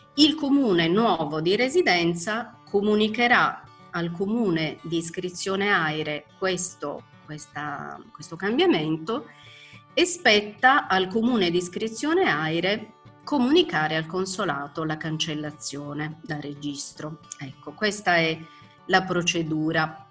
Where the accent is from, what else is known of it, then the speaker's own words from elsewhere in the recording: Italy; moved away as an adult; also born or lived in Berlin, Germany; rientrare in quello che è il mio paese, la mia lingua, i miei vecchi amici